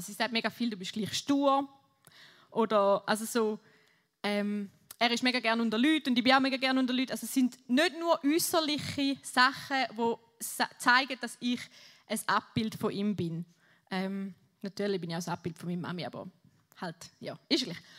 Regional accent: Switzerland; Ich bin Schweizer

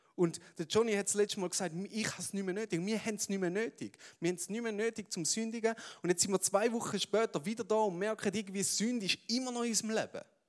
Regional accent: Switzerland; wir Schweizer

